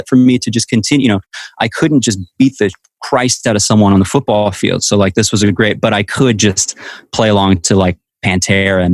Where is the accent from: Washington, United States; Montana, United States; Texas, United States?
Washington, United States; Walla Walla; my dad used to own a John Deere dealership in my hometown of Walla Walla, Washington